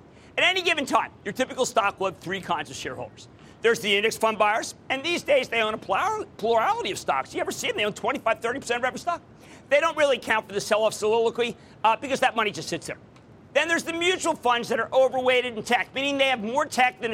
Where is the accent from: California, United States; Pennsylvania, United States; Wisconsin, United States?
Pennsylvania, United States; Philadelphia; Coming to you from my hometown, the hometown of the Super Bowl champs, the hometown of the Philadelphia Eagles.